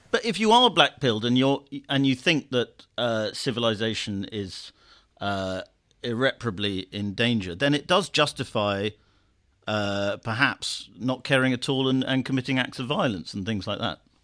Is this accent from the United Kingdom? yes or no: yes; United Kingdom; I'm saying this as a Brit